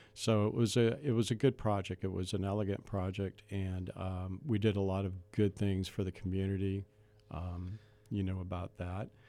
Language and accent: English; Charleston, South Carolina, United States; now in Ventura County, United States; I grew up in Charleston, and so I understood, uh, small town environment, coastal small town environment